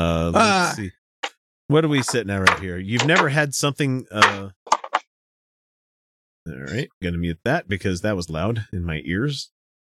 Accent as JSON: {"language": "English", "country": "United States", "said": "I'm American. I don't know how to pronounce certain things."}